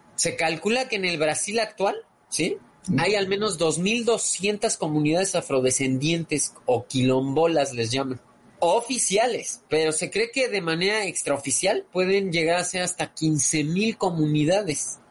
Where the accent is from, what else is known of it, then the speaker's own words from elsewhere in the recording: Mexico; como americanos, como mexicanos